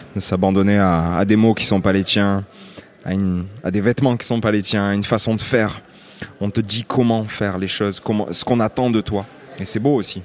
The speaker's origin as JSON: {"language": "French", "town": "Lunel", "region": "Occitania", "country": "France", "tie": "born or raised there", "also_born_or_lived": "Nîmes", "said": "je, viens euh, d'une petite ville qui s'appelle Lunel"}